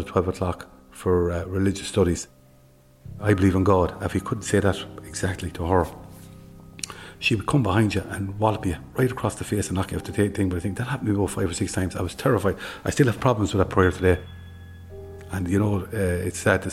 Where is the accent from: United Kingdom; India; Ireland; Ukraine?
Ireland; Tuam, Connacht; I'm from Tuam. I'm about the seventh generation of my family connected with the town of Tuam